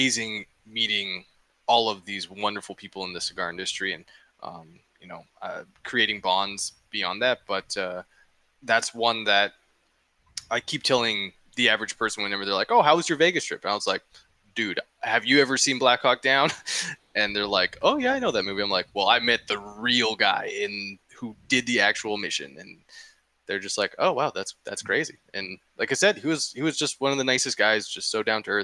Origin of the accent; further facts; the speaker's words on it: Canada; I'm not even American. Like, you know, it's like, I'm Canadian